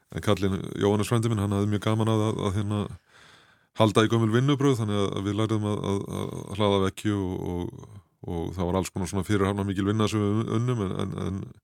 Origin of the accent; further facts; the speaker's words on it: Seljahverfi, Capital Region, Iceland; Við áttum heim upp í Selja okkur þegar ég var krakki